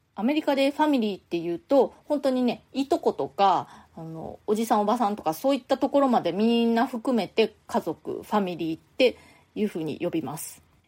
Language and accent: Japanese; Japan; moved away as an adult; now in New York, United States; 私は結婚と同時に父の戸籍からは出て自分自身の戸籍というのを持っているんですけれども私は夫がアメリカ人なんですねなので日本人でないので世帯主というのにはなれないんですね